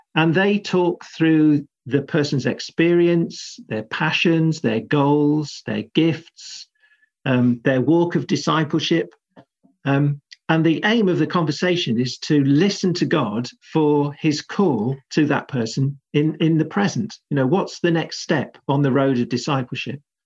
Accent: South Buckinghamshire, South East England, United Kingdom; moved away as an adult; also born or lived in Cambridge / Liverpool / Cheltenham / South London; I grew up in in South Buckinghamshire, just sleepy commuter village territory

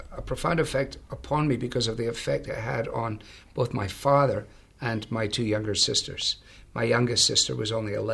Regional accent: Glasgow, Scotland, United Kingdom; now in United States; I was brought up really in Glasgow in a large interdenominational mission center

